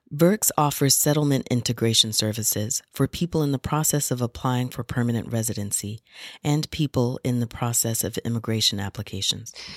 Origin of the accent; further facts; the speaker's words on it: United States; now in Canada; I'm an American of African descent